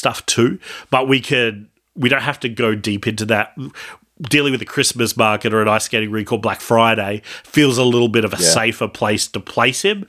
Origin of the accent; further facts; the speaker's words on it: Australia; we're Australian